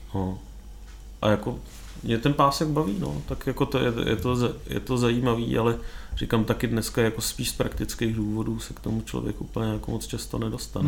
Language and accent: Czech; Czechia; u nás